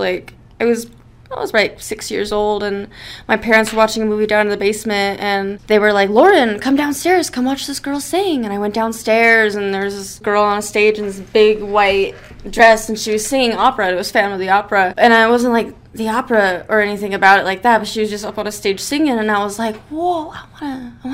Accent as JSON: {"language": "English", "town": "Idaho Falls", "region": "Idaho", "country": "United States", "said": "I am from Idaho Falls, and I'm a musician"}